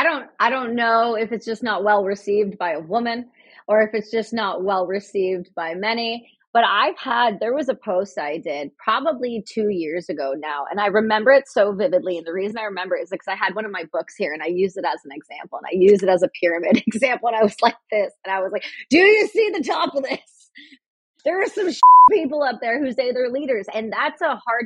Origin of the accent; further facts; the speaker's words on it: Canada; Me being Canadian, we're right above you.